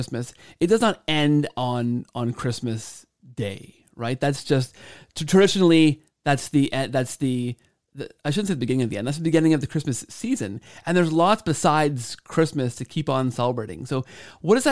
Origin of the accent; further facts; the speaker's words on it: Canada; I grew up in Canada, so I took French all the way through high school and into university